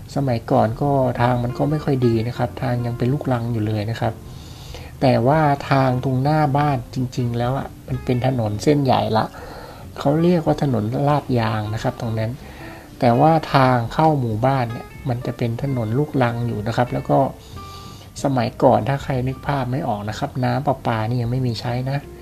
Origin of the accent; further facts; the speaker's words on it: Thailand; ตัวผมเองเนี่ยเป็น เด็กที่เกิดในต่างจังหวัด